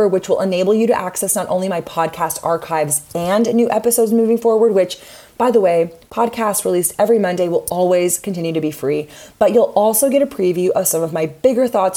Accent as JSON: {"language": "English", "town": "Austin", "region": "Texas", "country": "United States", "tie": "born or raised there", "said": "my hometown of Austin, Texas"}